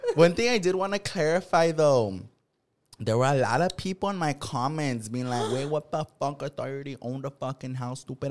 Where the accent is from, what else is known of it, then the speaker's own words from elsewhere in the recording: Watsonville, California, United States; moved away as an adult; born and raised in Watsonville, which is a smaller city